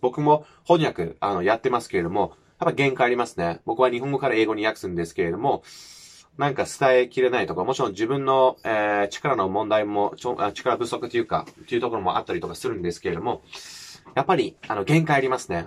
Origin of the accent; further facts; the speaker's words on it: United Kingdom; first language English; Japanese is a second language; moved away as an adult; now in Japan; 僕はもう日本に来る前はもう全然もう田舎生まれ育ちのマックスだったし